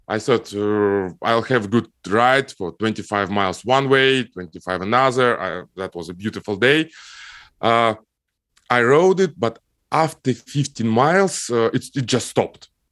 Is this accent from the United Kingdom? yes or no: no; Almaty, Kazakhstan; moved away; I grew up in Kazakhstan, in, uh, Almaty city. It's my hometown.